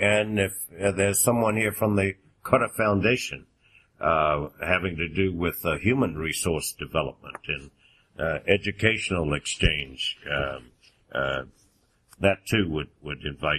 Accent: Richmond, Virginia, United States; I'm from Richmond, Virginia

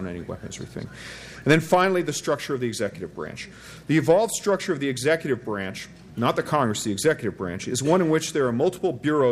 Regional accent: Quebec, Canada; now in United States; I am of French ancestry, but I'm actually Quebecois

